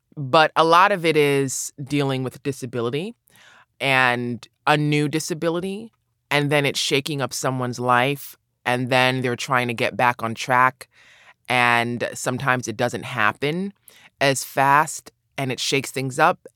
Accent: New York City, New York, United States; also born or lived in Los Angeles, California; I grew up in New York City, I grew up in Brooklyn

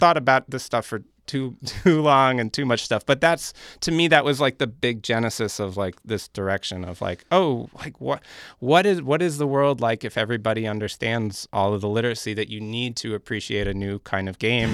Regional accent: New York City, New York, United States; I grew up in Park Slope in Brooklyn

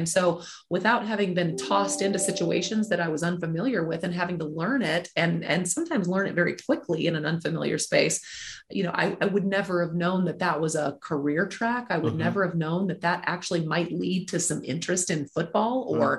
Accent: Mobile, Alabama, United States; also born or lived in Nebraska; Well, I am not originally from Nebraska. Okay. I'm originally from Mobile, Alabama, but my family and I moved around a lot. But we lived in Nebraska for about 17 years.

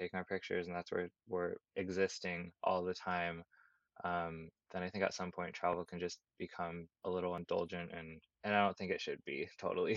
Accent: Davis, California, United States; moved away as an adult; also born or lived in Santa Barbara, California / Brooklyn, New York; now in New York, United States; I grew up in Davis, California, and then I went to school in Santa Barbara

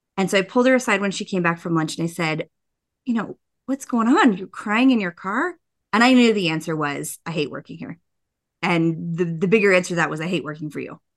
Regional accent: Boulder, Colorado, United States; moved away as an adult; I'm a Colorado native. There's not a lot of us that were born here, but I was born in Boulder, Colorado

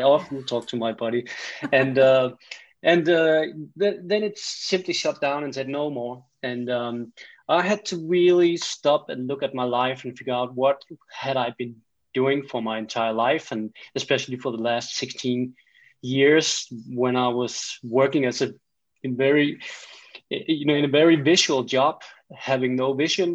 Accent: Denmark; accent: Danish; English is a second language; I am from Denmark. In Scandinavia

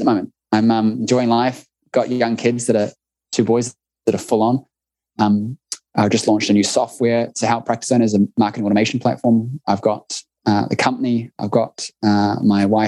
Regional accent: New Zealand; accent: New Zealand; It must be our accents

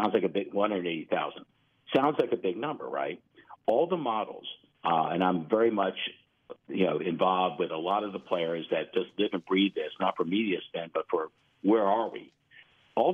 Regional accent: Florida, United States; Let me take us further south to my home state of Florida.

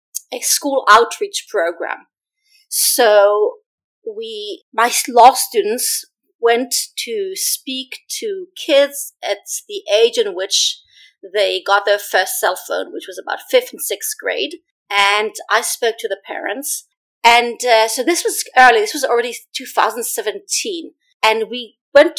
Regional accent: Israel; now in New York City, United States; I grew up in Israel

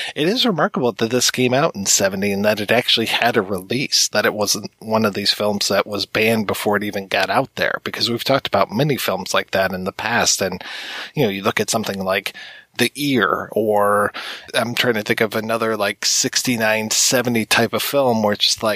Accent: United States; being an American

